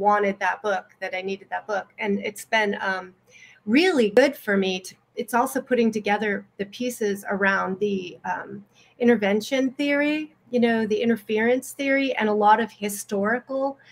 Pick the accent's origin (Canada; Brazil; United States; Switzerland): United States; we're American